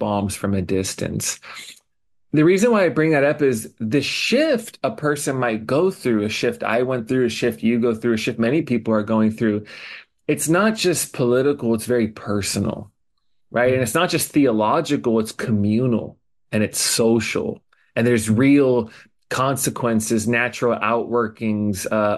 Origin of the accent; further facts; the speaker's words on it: Indiana, United States; now in Honolulu, United States; I go back to my hometown in Indiana